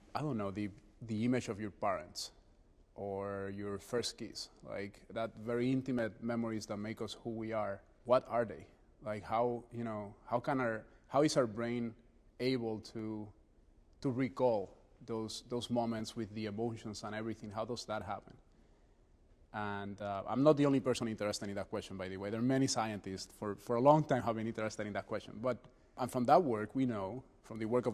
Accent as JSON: {"language": "English", "country": "Puerto Rico", "tie": "born or raised there", "moved": "yes", "lives_now": "New Haven, United States", "said": "I was born and raised in Puerto Rico"}